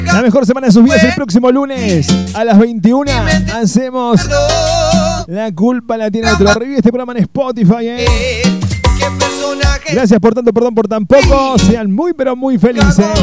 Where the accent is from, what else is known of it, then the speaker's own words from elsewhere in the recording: Río Ceballos, Córdoba, Argentina; de Río Ceballos.